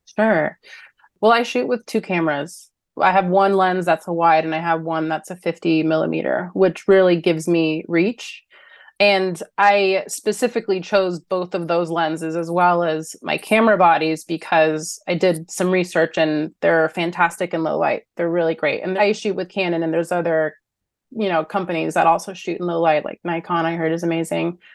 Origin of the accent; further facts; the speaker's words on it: Los Angeles, California, United States; I'm born and raised Los Angeles